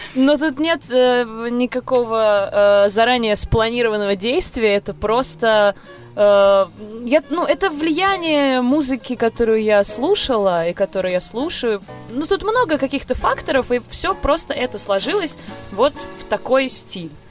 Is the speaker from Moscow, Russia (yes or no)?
yes; Moscow, Russia; я из Москвы и полностью себя с этим городом ассоциирую